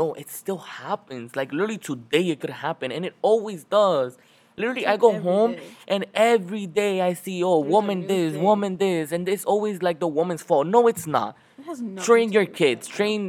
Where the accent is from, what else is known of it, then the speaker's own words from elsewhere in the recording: Dominican Republic; Like, before, like, when I came here from the Dominican Republic, I was very ignorant